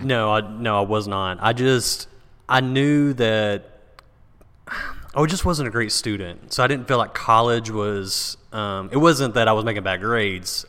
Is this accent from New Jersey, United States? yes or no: no; Paris, Texas, United States; I was born in Paris, Texas